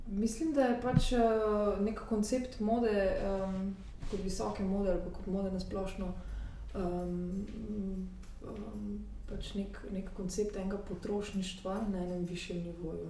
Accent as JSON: {"language": "Slovenian", "country": "Slovenia", "moved": "as an adult", "lives_now": "Paris, France", "said": "jaz sem pač iz Slovenije"}